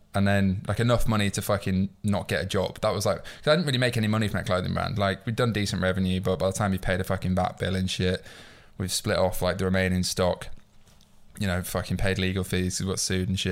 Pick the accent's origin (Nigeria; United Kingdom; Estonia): United Kingdom; York, Yorkshire and the Humber; moved away as an adult; now in London, United Kingdom; I'm not from London. Like, my, my mum's from London, my dad's Irish, she's from Dublin, but I grew up in York, where I'm from